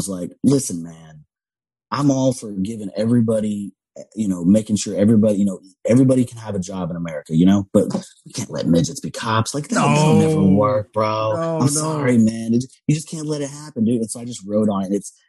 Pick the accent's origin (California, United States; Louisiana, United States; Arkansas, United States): Louisiana, United States; accent: Cajun; but I was around a lot of Cajun people. When I do, I start to pick up my Cajun accent again